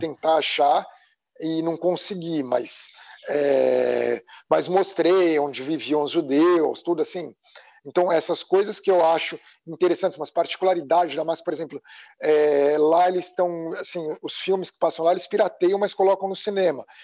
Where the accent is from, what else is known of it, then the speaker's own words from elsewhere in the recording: São Paulo, Brazil; moved away as an adult; now in United States; E eu cresci nos Jardins, em São Paulo